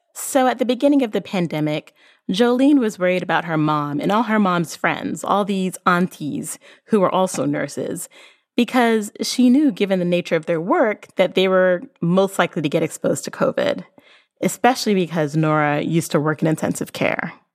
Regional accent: Barbados; I'm from Barbados.

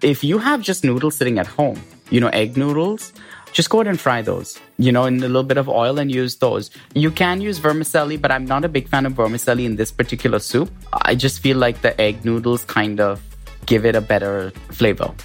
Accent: India; moved away; I grew up in India

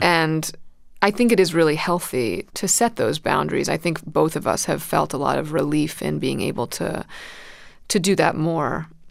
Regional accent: New York City, New York, United States; also born or lived in Manhattan, New York; I moved to Brooklyn when I was two with, with my parents

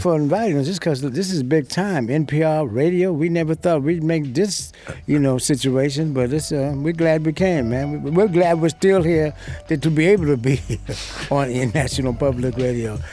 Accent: United States; I'm an American. I was born here. This is my country

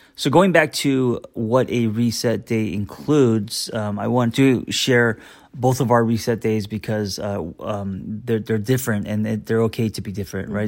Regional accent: United States; as an American

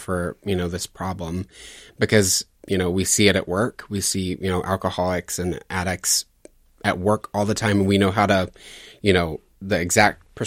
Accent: Louisiana, United States; I grew up deep south in Louisiana.

